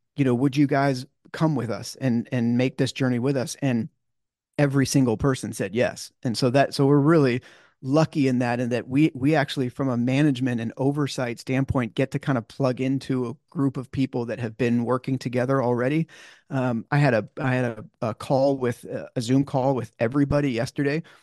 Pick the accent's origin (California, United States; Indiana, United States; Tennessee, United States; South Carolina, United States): California, United States; growing up in California